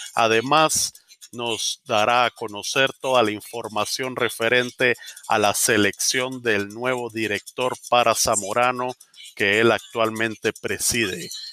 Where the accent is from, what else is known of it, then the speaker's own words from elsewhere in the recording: Guatemala; En el Roble, en Guatemala